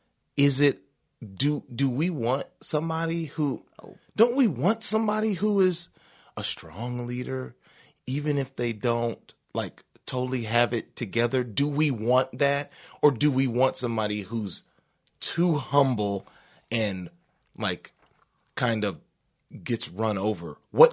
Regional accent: Texas, United States; I'm like Texan

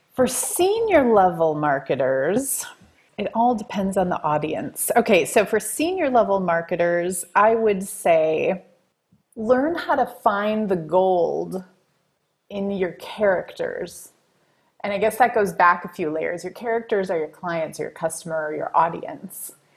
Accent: Wisconsin, United States; I grew up in Wisconsin.

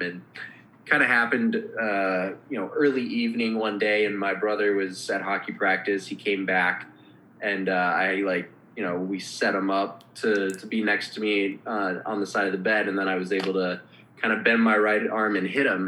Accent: Minneapolis, Minnesota, United States; moved away as an adult; also born or lived in Los Angeles; I grew up in Minneapolis, so by no means am I like a, a small town boy

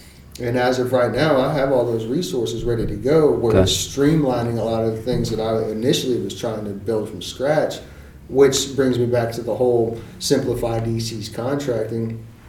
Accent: Germany; born there; No, so I was actually born in Germany, and my dad was in the army.

